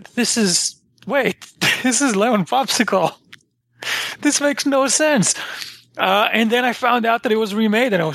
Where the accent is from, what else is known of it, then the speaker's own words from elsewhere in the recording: Israel; I grew up in Israel